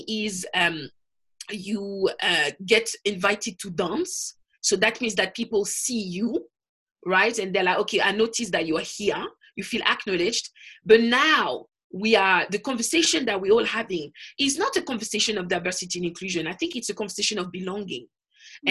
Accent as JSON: {"language": "English", "town": "Paris", "region": "Île-de-France", "country": "France", "tie": "born or raised there", "moved": "as an adult", "lives_now": "London, United Kingdom", "said": "I was born in Paris, but my parents are from the Caribbean"}